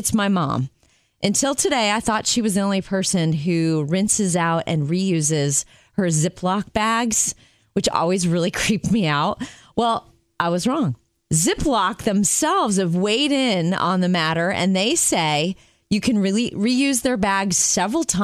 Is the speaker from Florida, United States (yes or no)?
yes; Jupiter, Florida, United States; moved away; I was raised in Jupiter, Florida, on the east coast of Florida, right near West Palm Beach.